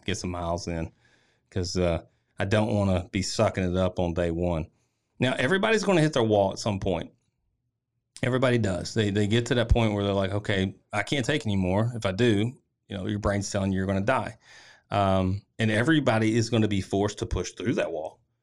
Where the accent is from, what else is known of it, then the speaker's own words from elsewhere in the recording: Tennessee, United States; I'm from Tennessee